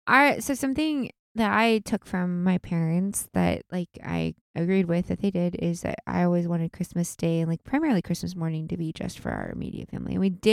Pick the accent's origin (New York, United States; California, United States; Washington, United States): Washington, United States; Well, that's what I grew up with because I grew up out in Washington